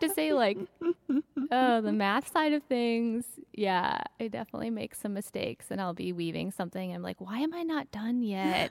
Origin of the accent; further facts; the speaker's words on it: Minneapolis–Saint Paul, Minnesota, United States; now in Maine, United States; I'm from Minnesota originally. I grew up in the Twin Cities